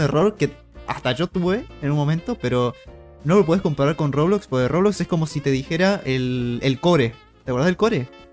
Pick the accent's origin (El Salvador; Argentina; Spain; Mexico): Argentina; somos argentinos